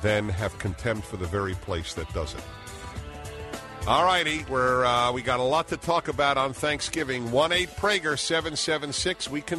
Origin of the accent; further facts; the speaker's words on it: United States; And I am thankful that I am an American.